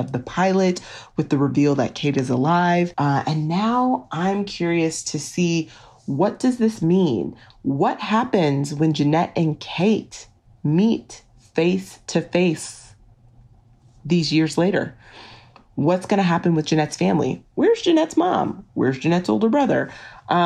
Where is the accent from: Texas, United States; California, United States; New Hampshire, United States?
Texas, United States; I'm from Texas